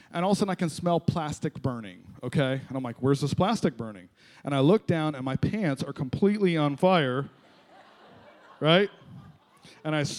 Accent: Florida, United States; moved away as an adult; also born or lived in Ohio; I grew up here in Florida, moved to Ohio for a little while

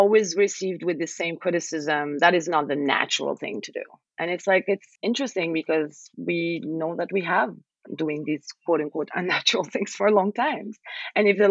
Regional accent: Algeria; I'm from Algeria.

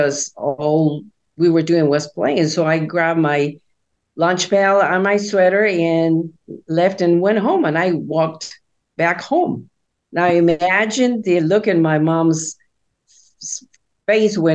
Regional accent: Guatemala City, Guatemala Department, Guatemala; moved away; I was born in Guatemala City in Central America to Christian parents. My father was a pastor of a Baptist church. And so I grew up attending church all the time.

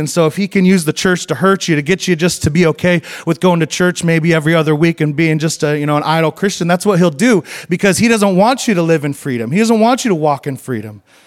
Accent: Idaho, United States; moved away; it's where I'm from. I grew up in Idaho, so I went home to Idaho

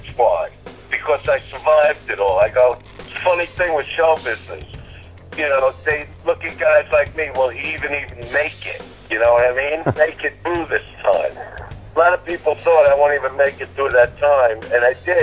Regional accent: New York City, New York, United States; I am from Brooklyn

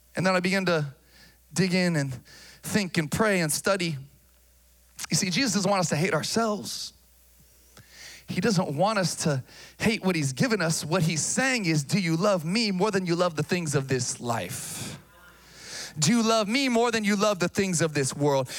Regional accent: Sacramento, California, United States; moved away as an adult; also born or lived in Massachusetts; I grew up here in Sacramento

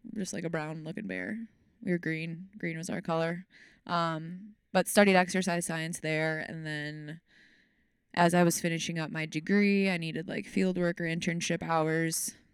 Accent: Racine, Wisconsin, United States; moved away as an adult; also born or lived in Kenosha, Wisconsin; I was born in Racine, Wisconsin, the lovely Racine, Wisconsin.

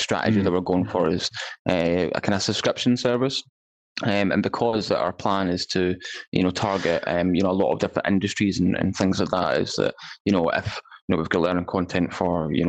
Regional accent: Scotland, United Kingdom; I'm a Scottish guy

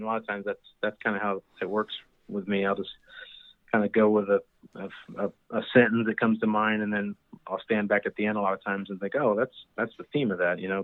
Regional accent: Emporia, Kansas, United States; I was born and raised in Kansas, a small town in between Kansas City and Wichita, uh, called Emporia

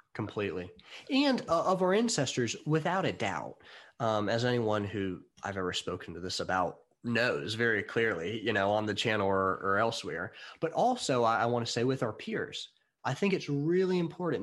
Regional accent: United States; I'm American

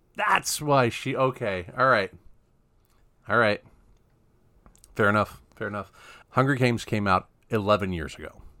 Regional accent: Mid-Atlantic, United States; I'm from the Mid-Atlantic

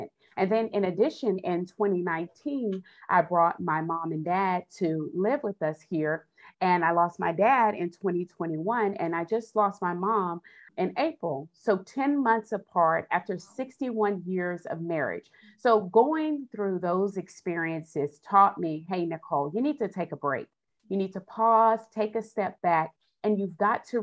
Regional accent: Austin, Texas, United States; I'm originally from Austin, Texas, and I'm the youngest of six children

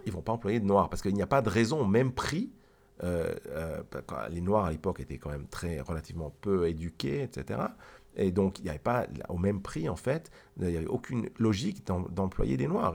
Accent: Geneva, Switzerland; je viens de Genève, de Suisse.

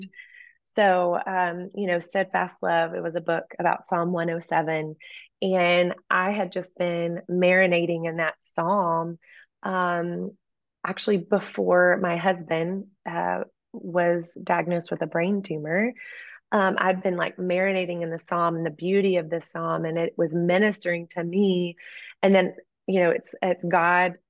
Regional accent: East Texas, United States; moved away as an adult; growing up in East Texas

